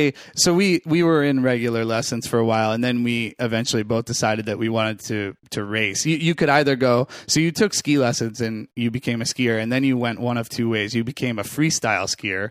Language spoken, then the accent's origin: English; Falmouth, Maine, United States; moved away as an adult; also born or lived in Greenwich, Connecticut; now in New York, United States; I'm from Maine.